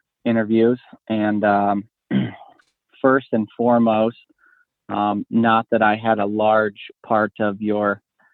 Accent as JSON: {"language": "English", "region": "Northeast Ohio", "country": "United States", "tie": "born or raised there", "moved": "yes", "said": "I grew up in Northeast Ohio is where I originated from."}